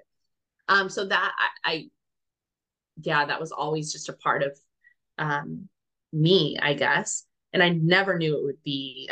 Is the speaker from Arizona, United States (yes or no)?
no; New Mexico, United States; moved away as an adult; now in Netherlands; I currently live in the Netherlands. My husband's Dutch, but I'm from New Mexico